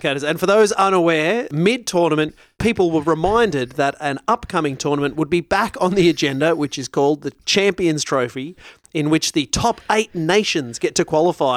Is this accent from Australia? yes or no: yes; Australia; as an Australian